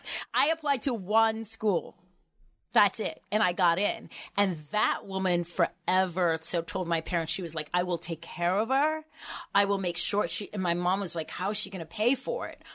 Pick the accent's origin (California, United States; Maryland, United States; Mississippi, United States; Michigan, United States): Maryland, United States; Baltimore; moved away as an adult; also born or lived in Boston; now in Baltimore, United States; I grew up on Poplar Grove Street